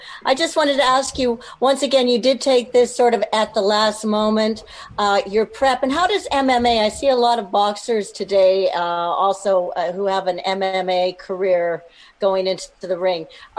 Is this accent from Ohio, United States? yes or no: yes; Warren, Ohio, United States; I'm from Warren, Ohio